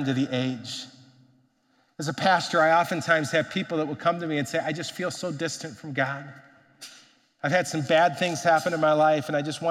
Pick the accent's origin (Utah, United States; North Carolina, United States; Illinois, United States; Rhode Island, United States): Illinois, United States; Chicago; now in Twin Cities, United States; I grew up in Chicago.